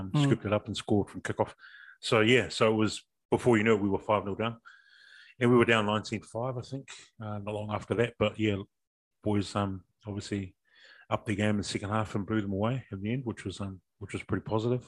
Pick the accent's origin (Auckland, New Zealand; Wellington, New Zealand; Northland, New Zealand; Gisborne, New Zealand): Wellington, New Zealand; Lower Hutt; when I grew up in Petone, obviously I think of the stores from my childhood that are still there